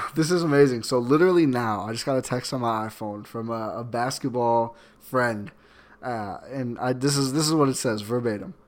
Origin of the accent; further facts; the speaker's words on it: Milwaukee, Wisconsin, United States; also born or lived in Oshkosh; born and raised in Milwaukee, till I was eighteen, and I moved up to Oshkosh